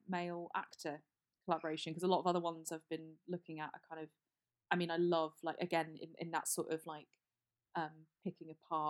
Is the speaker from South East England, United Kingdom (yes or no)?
yes; Hampshire, South East England, United Kingdom; I grew up in Hampshire